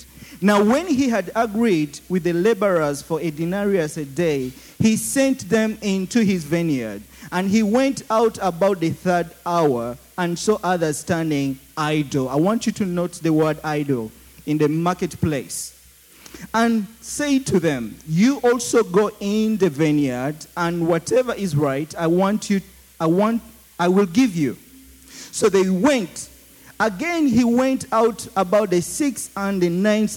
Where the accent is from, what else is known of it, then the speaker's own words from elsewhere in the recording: Uganda; accent: Ugandan; my Ugandan accent